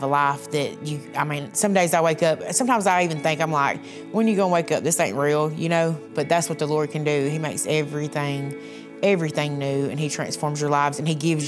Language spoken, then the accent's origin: English; Wellborn, Alabama, United States; I'm from Welborn, Alabama.